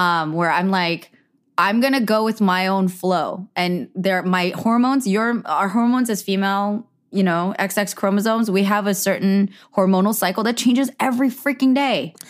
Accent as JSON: {"language": "English", "area": "Bay Area", "region": "California", "country": "United States", "tie": "born or raised there", "said": "I grew up in the Bay Area."}